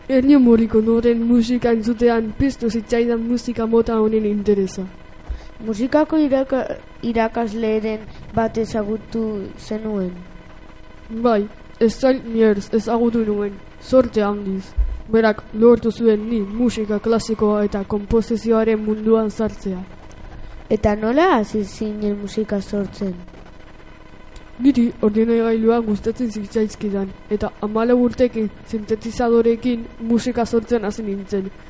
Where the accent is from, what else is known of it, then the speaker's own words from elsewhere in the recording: Frankfurt, Hesse, Germany; born there; Frankfurten jaio nintzen, Alemanian.